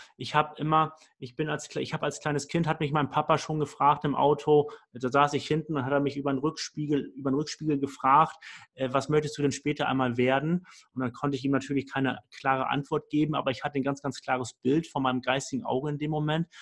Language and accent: German; Hamburg, Germany; ich komme aus Hamburg vom flachen Land.